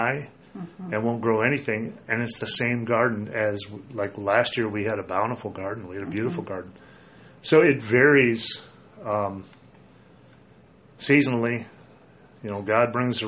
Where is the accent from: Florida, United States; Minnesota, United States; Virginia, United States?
Minnesota, United States; moved away; growing up in Minnesota where it's a little wetter